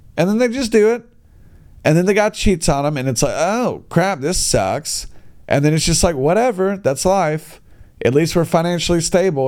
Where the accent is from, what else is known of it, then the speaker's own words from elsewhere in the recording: United States; now in China; me being an American guy